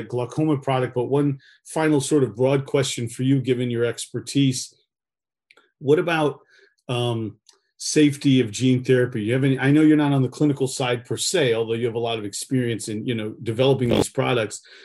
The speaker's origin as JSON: {"language": "English", "region": "Northeast", "country": "United States", "tie": "born or raised there", "moved": "yes", "lives_now": "California, United States", "said": "I'm here in California. I grew up in the Northeast."}